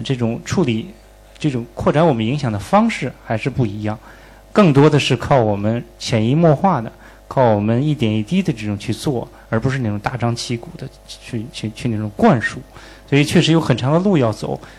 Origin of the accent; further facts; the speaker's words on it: China; 我们中国人的这个王道的这个思想，就是天下归往为王